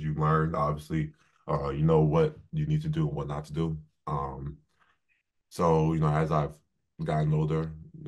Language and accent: English; Bay Shore, New York, United States; moved away as an adult; also born or lived in Columbus, Ohio; Growing up in New York